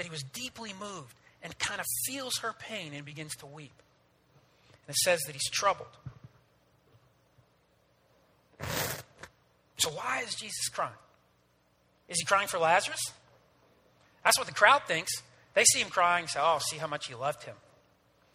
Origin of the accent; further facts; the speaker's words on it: New Jersey, United States; I grew up in North Jersey